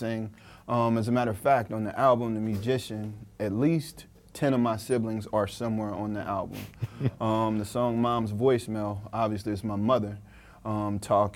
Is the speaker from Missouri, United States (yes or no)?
yes; Ferguson, Missouri, United States; now in New York City, United States; I can be in China, Japan, anywhere, and say I'm from Ferguson